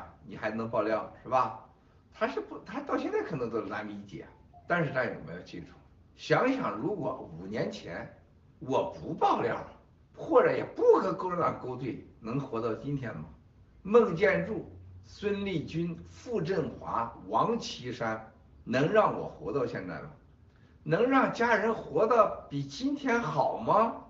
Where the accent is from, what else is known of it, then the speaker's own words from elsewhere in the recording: China; 还有我们中国人过去这百年的这种屈辱的历史，